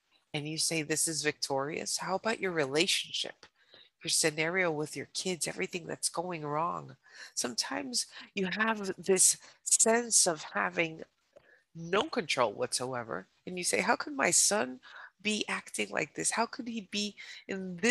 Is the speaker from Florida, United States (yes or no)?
no; New York, United States; I'm a New Yorker. My parents are from Colombia.